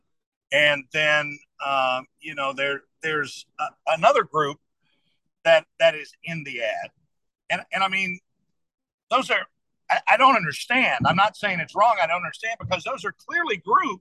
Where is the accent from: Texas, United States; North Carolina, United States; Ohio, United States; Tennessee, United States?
Ohio, United States; moved away; I grew up in Ohio